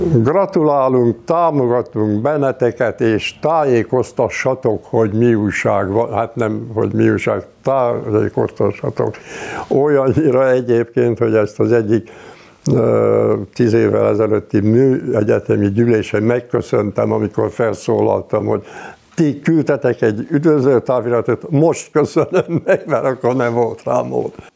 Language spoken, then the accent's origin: Hungarian; Hungary; also born or lived in Budapest; én falun nőttem föl